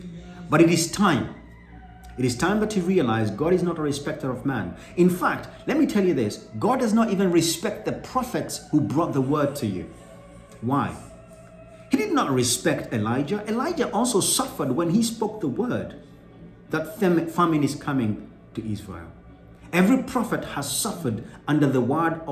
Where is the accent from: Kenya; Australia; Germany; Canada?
Kenya; I'm Kenyan